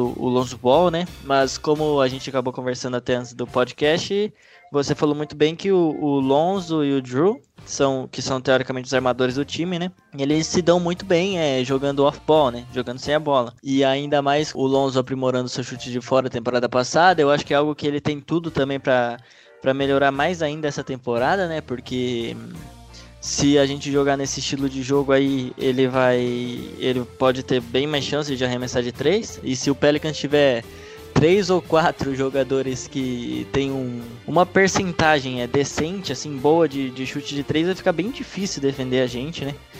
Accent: Brazil; como brasileiro

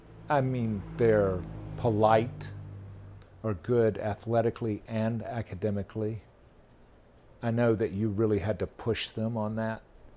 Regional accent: the South, United States; moved away; when I grew up in the South

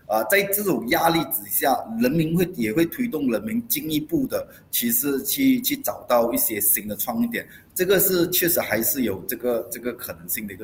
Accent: Malaysia; 我们马来西亚人现在面对最大的一个压力，其实是财务压力。

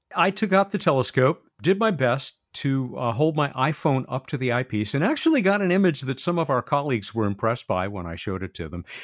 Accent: United States; I'm an American, American

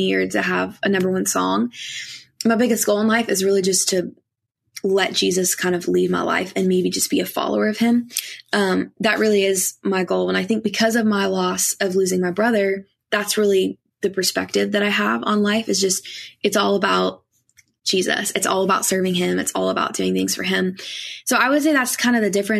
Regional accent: Kentucky, United States; I grew up in Kentucky

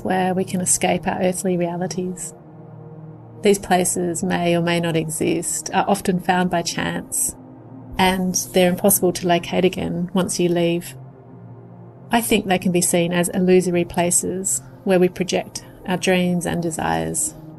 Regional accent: Australia; I'm an artist from Australia

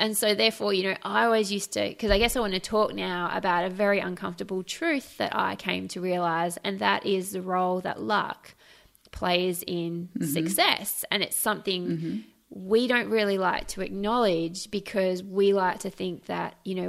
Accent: Australia; also born or lived in Trinidad and Tobago; I was born in the West Indies in Trinidad and Tobago, which is not a terribly stable country, to be honest. And my parents moved us to Australia when I was 9.

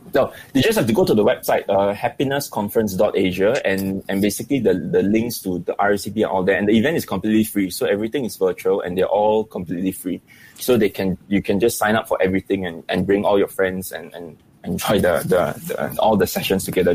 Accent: Singapore; I think Singaporeans generally we are we are we are very stressed out

